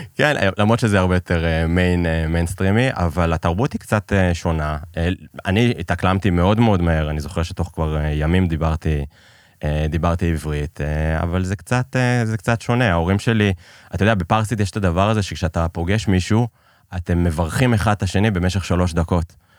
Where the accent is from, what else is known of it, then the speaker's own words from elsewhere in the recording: Israel; also born or lived in Iran; שיחדו את לשכת ההגירה כדי שייתנו לנו לצאת מאיראן